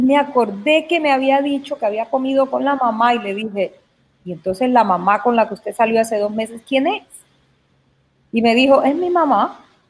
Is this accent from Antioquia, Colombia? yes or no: yes; Caucasia, Antioquia, Colombia; moved away; es de mi natal Caucasia, porque es el pueblo donde yo nací.